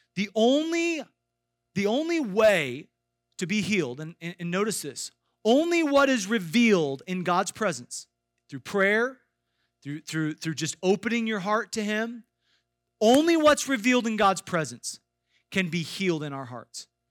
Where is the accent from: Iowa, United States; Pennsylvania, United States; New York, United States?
Iowa, United States; I grew up in Iowa